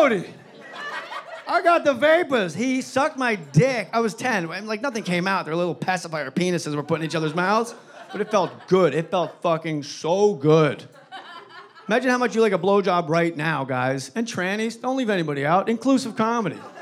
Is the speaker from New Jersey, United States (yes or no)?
yes; New Jersey, United States; my home state of New Jersey